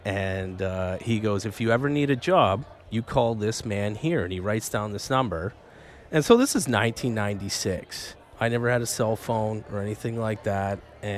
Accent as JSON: {"language": "English", "town": "Lucan", "region": "Ontario", "country": "Canada", "tie": "born or raised there", "moved": "as an adult", "lives_now": "Vancouver, Canada", "said": "I come from a very small town in Ontario called Lucan, Ontario."}